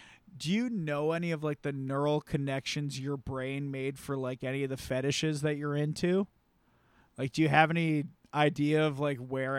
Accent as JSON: {"language": "English", "region": "the South", "country": "United States", "said": "I'm from the South, so."}